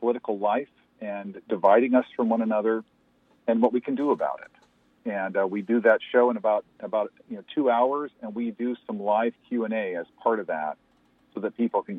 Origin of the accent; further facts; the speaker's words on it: LaCrosse, Washington, United States; I grew up in La Crosse, Washington, which is south of Spokane, about 80 miles. And when I grew up, there was only one person of color in the community.